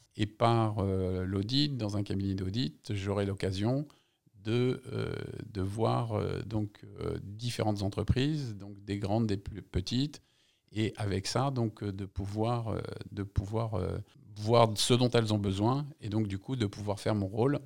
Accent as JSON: {"language": "French", "town": "Paris", "region": "Île-de-France", "country": "France", "tie": "born or raised there", "also_born_or_lived": "Algeria"}